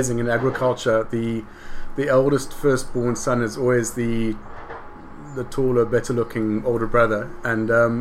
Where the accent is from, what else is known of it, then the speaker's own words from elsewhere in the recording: Elgin Valley, Western Cape, South Africa; born and bred in the Elgin Valley